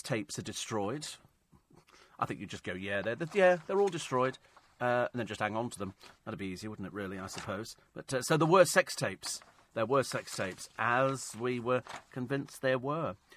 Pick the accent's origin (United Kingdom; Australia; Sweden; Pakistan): United Kingdom; we're British